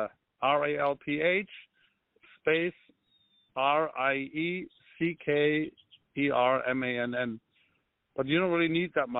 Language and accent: English; Lübeck, Schleswig-Holstein, Germany; moved away; I was born in Germany, but where in Germany? In a small, I mean not small, but medium-sized city called Lübeck